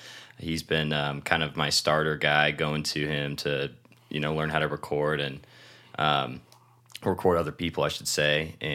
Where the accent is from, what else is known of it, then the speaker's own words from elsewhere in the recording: Shelton, Washington, United States; now in San Diego, United States; And I'm originally from Shelton, Washington, and came down here for college for kind of a fresh start.